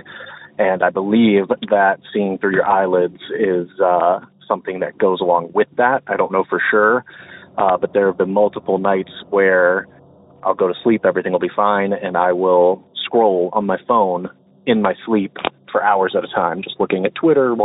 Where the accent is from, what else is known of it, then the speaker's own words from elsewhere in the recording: Ohio, United States; I'm from Ohio